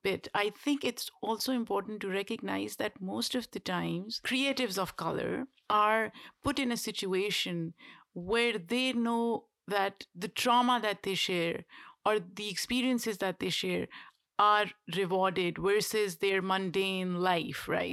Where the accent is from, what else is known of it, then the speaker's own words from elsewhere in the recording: Pakistan; moved away as an adult; now in United States; we grew up in a relatively privileged household in Pakistan